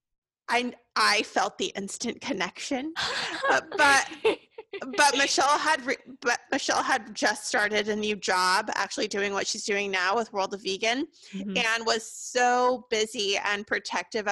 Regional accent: Sacramento, California, United States; I am from here

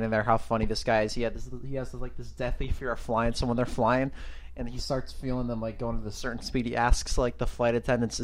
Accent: Livermore, California, United States; We are from Livermore

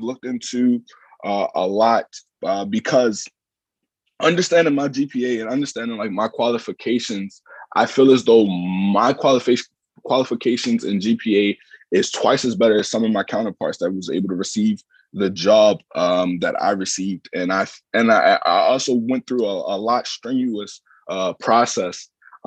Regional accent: Baltimore, Maryland, United States; moved away as an adult; I'm originally from Baltimore, Maryland. I came up here from Baltimore, Maryland

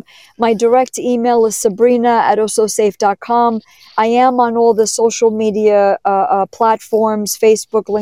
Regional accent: New York City, New York, United States; I was born in New York City.

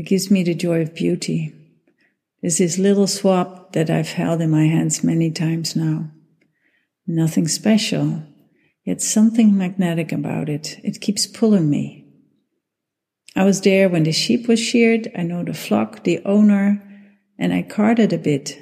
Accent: Netherlands; I'm from the Netherlands.

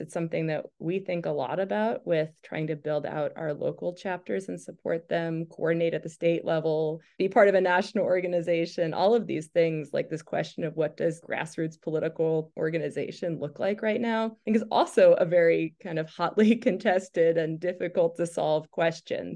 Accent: Falmouth, Maine, United States; also born or lived in Portland, Maine; I grew up in Falmouth

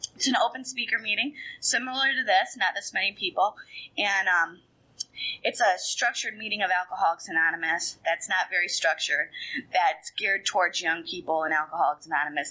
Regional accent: Fort Lauderdale, Florida, United States; I grew up in South Florida in Fort Lauderdale

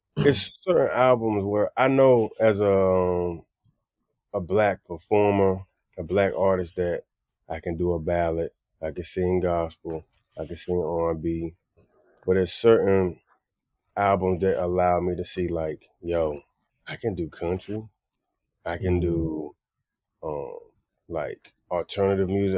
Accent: Wilson, North Carolina, United States; moved away; also born or lived in New York; Wilson, North Carolina is very chill. Everything is the mm. same. We eat the same food. And when I got to New York

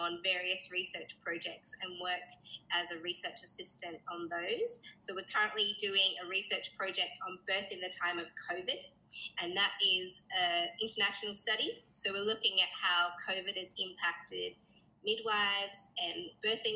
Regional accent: Sydney, New South Wales, Australia; also born or lived in Blue Mountains; I'm from Sydney, Australia, and I live in the Blue Mountains, which is just a little bit out of the city

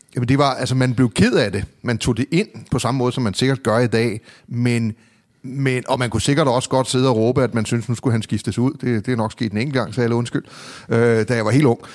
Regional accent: Copenhagen, Capital Region of Denmark, Denmark; Jeg var vokset op i det, der hedder Hørgården. Det var en del af urbanplanen

